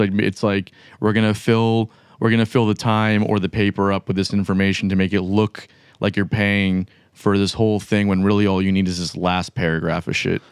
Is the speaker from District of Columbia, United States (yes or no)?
no; Pembroke Pines, Florida, United States; now in Jacksonville, United States; I'm from, like, Pembroke Pines